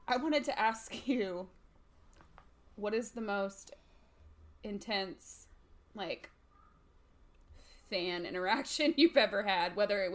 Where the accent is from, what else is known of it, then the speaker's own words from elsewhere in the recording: the South, United States; I'm from the South, girl.